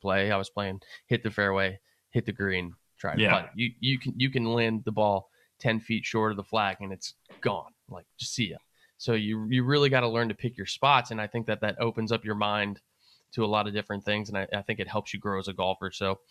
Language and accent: English; United States; as an American